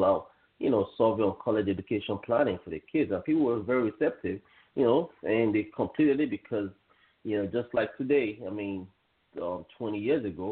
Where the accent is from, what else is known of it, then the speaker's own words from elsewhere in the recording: Nigeria; moved away as an adult; also born or lived in Canada; now in United States; I'm originally from West Africa, Nigeria. I left Nigeria when I was 18 years old, and I moved first to Canada, and then from Canada I came here to the United States